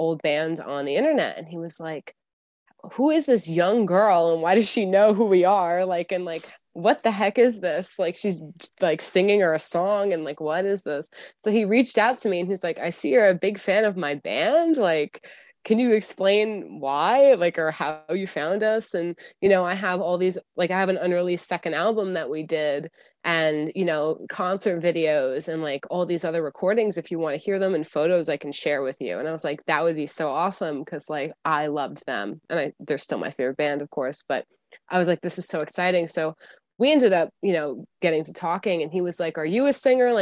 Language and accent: English; New York City, New York, United States; I'm from New York City area.